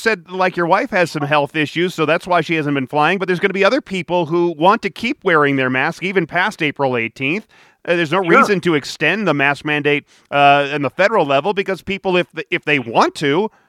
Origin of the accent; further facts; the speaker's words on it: Detroit, Michigan, United States; now in Denver, United States; I grew up in Detroit